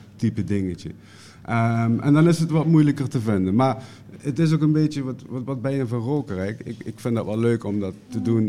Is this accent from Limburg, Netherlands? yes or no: yes; Limburg, Netherlands; bij ons in Limburg